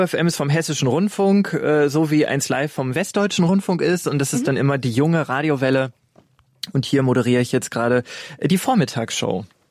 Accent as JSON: {"language": "German", "area": "Ruhr area", "region": "North Rhine-Westphalia", "country": "Germany", "said": "Ich komme eigentlich aus dem Ruhrgebiet"}